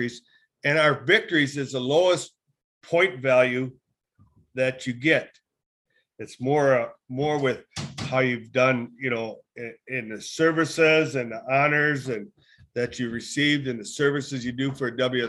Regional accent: Southwest Wisconsin, United States; now in Northern Wisconsin, United States; I'm from the Southwest and now I'm up North

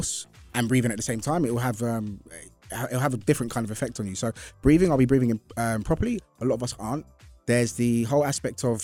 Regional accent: London, United Kingdom; moved away; my hometown, London

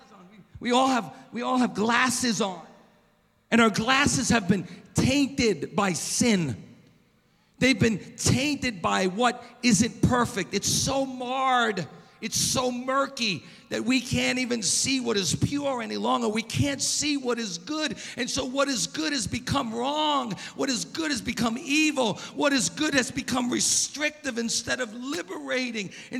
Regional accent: Long Beach, United States; moved away as an adult; now in Oceanside, United States; I grew up in Long Beach, And I love Long Beach. I mean, I live in Oceanside now

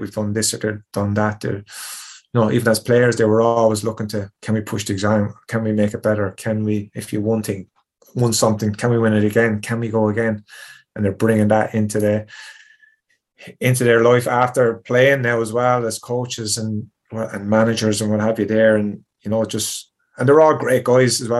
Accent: Tipperary, Munster, Ireland; I'm not a Cork man. I'm from Tipperary

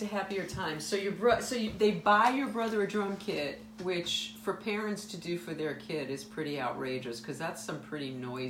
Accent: New York, United States; I'm from New York, too.

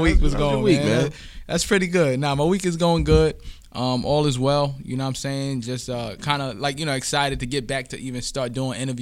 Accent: New York City, New York, United States; I'm from Queens

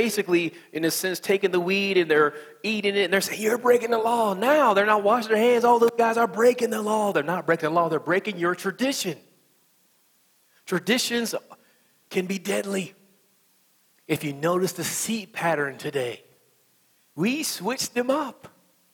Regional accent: West Virginia, United States; accent: country accent; I'm from West Virginia

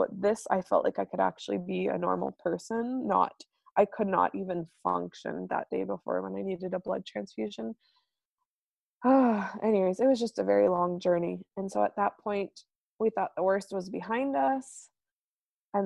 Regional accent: United States; moved away as an adult; now in Manitoba, Canada; as an American growing up without good insurance

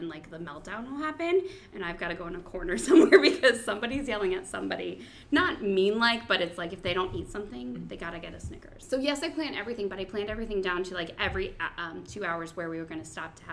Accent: Columbus, Ohio, United States; I'm from Columbus

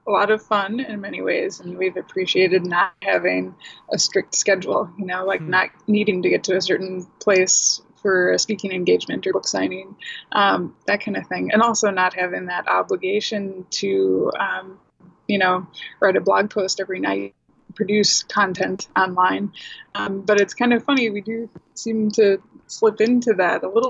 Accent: Saint Paul, Minnesota, United States; I grew up in St. Paul.

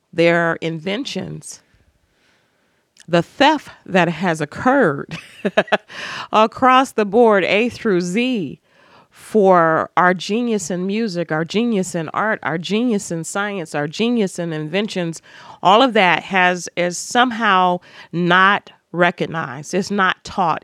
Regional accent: Cleveland, Ohio, United States; moved away as an adult; also born or lived in Indianapolis / Toledo; I was born in Cleveland

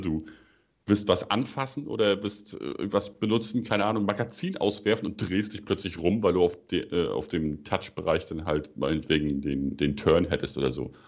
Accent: Germany; wir als Deutsche

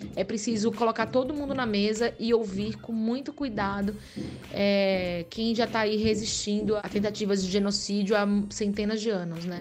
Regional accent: Aracaju, Sergipe, Brazil; now in São Paulo, Brazil; Aracaju, minha terra

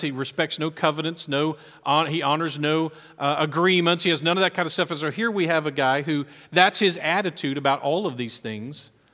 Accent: Texas, United States; as an American, as a Texan, as an Aggie, as a Baptist

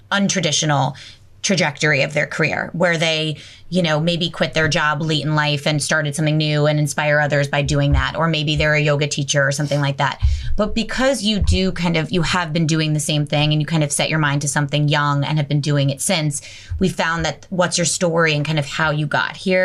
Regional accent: Bergen County, New Jersey, United States; moved away; We're all from Bergen County

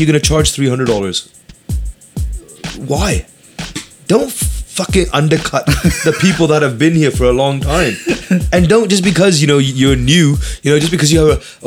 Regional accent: Vancouver, British Columbia, Canada; where are you from? Vancouver.

